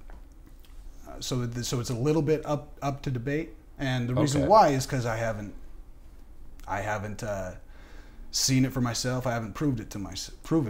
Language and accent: English; United States; I was, born in America. I'm American